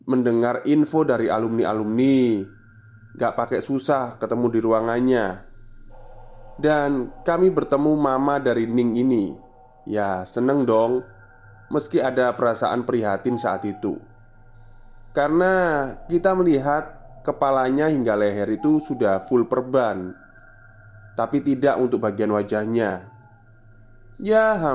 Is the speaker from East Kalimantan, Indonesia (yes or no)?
no; Surabaya, East Java, Indonesia; now in Netherlands; Saat ini aku berdomisili di Netherlands Karena suamiku itu orang Belanda Tapi aku asli orang Surabaya